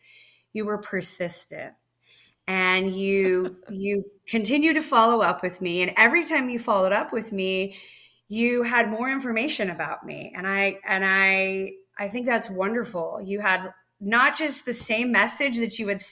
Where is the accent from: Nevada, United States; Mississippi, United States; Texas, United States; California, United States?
Nevada, United States; I grew up in Nevada